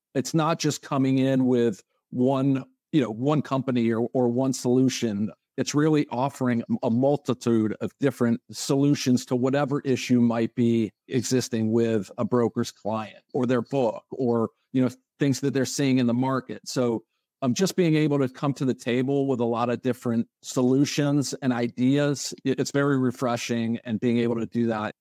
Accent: Connecticut, United States; moved away as an adult; also born or lived in Atlanta; now in Tampa, United States; I'm originally from Connecticut. I was there until I finished college at University of Connecticut

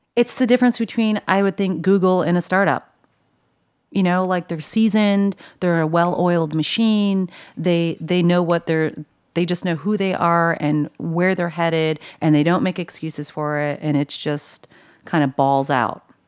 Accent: Buffalo, New York, United States; also born or lived in Los Angeles; now in New York, United States; I'm from Buffalo

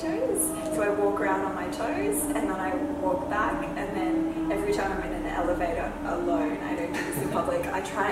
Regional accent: Australia

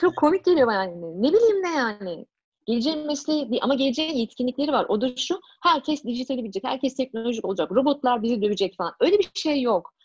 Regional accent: Turkey; moved away as an adult; now in Canada; sonuçta Türkiye'liyim.

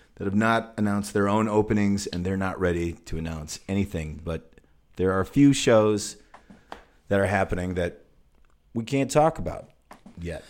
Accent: Zion, Illinois, United States; growing up in Zion, we had great fucking pizza

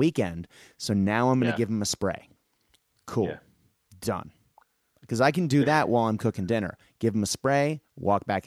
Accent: Boston, Massachusetts, United States; I grew up in Boston

